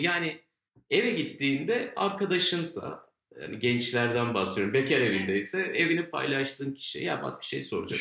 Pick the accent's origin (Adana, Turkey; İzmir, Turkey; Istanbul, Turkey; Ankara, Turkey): Ankara, Turkey